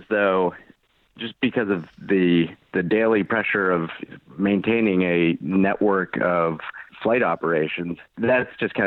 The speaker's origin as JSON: {"language": "English", "area": "outside Boston", "region": "Massachusetts", "country": "United States", "tie": "born or raised there", "said": "I grew up outside Boston"}